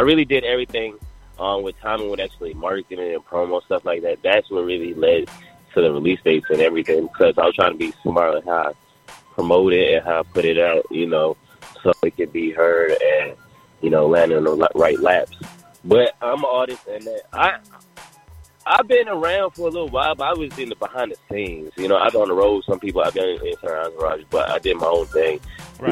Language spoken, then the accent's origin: English; New York City, New York, United States; now in Atlanta, United States; I'm originally from Jamaica, Queens. I've been I'm an Atlanta resident